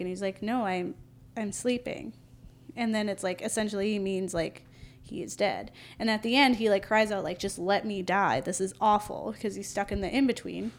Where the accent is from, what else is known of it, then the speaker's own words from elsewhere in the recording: Florida, United States; I'm from Florida